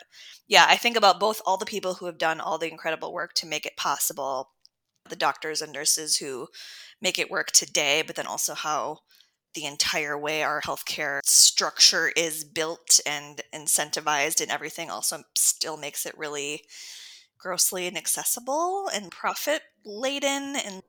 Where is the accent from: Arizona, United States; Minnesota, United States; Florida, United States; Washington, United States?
Minnesota, United States; Minneapolis; So I was born in Minneapolis. I have always lived nearby. I went up north to Bemidji for college, but came back down.